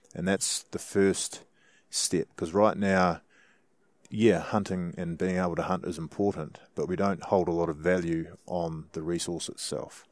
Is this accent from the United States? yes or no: no; New Zealand; as a Kiwi hunter